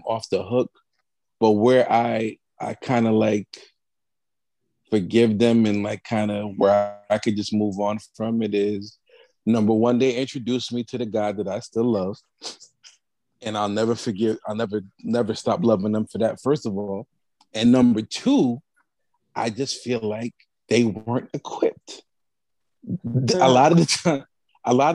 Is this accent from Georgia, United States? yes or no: no; New Haven, Connecticut, United States; I am also from New Haven, Connecticut